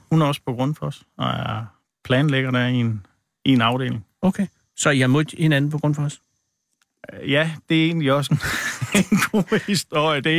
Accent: Central Denmark Region, Denmark; Der er imellem Hobro og Viborg. Bor jeg på en øh, lille ejendom der.

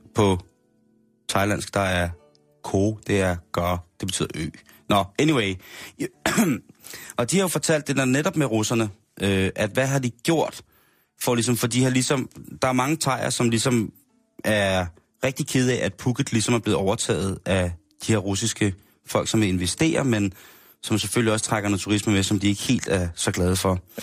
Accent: Denmark; det gør vi jo også selv som danskere

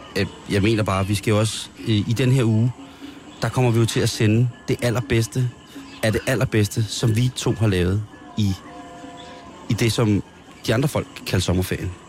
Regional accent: Roskilde, Zealand, Denmark; Er jo i min hjemby. Ja. 4.000 Roskilde

